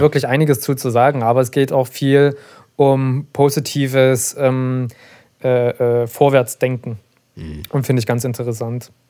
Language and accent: German; Saxony, Germany; ich als Sachse